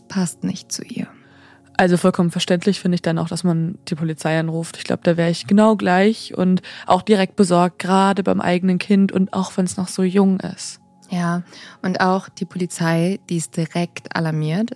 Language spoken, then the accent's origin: German; Hamburg, Germany; moved away; es geht in meine alte Heimat